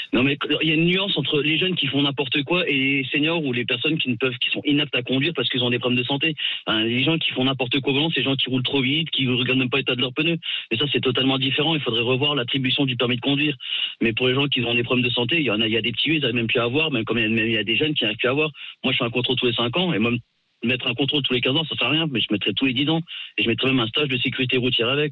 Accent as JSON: {"language": "French", "area": "Alsace", "region": "Grand Est", "country": "France", "moved": "yes", "lives_now": "Yvelines, France", "said": "je suis pas une des Yvelines, mais moi je suis d'Alsace, mais j'habite dans les Yvelines"}